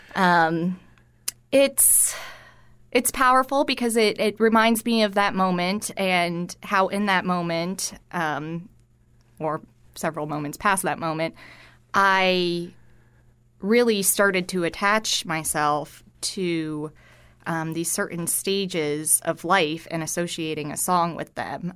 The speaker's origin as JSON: {"language": "English", "town": "Cooper City", "region": "Florida", "country": "United States", "tie": "born or raised there", "moved": "yes", "said": "I grew up in Fort Lauderdale in what I often joke is the last of suburbia out there, um, in Cooper City, Florida"}